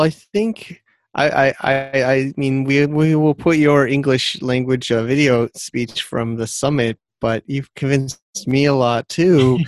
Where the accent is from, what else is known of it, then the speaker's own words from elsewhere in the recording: near Connecticut, United States; moved away as an adult; also born or lived in New York City, United States; now in China; I'm yeah American from uh, near Connecticut technically